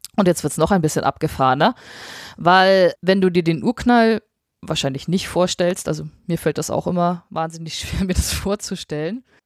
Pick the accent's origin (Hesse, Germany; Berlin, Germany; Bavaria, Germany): Bavaria, Germany; also born or lived in Munich; ich, wohne ja in München, ich, ich komme aus Bayern